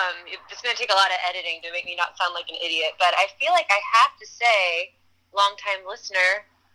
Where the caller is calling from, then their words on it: Los Angeles, California, United States; Well, I say I'm calling from the Los Angeles studio.